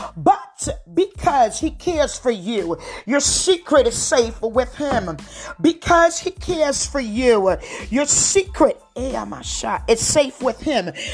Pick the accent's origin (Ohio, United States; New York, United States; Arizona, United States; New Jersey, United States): New Jersey, United States; accent: Jersey; with my Jersey accent